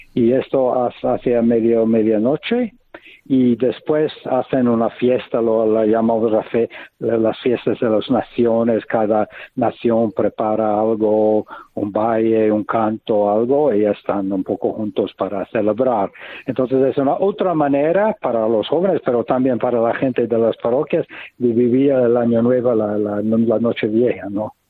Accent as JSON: {"language": "Spanish", "country": "United States", "second_language": "Spanish", "moved": "as an adult", "lives_now": "Taizé, France", "said": "vengo de los Estados Unidos y estu estuve en, en Europa"}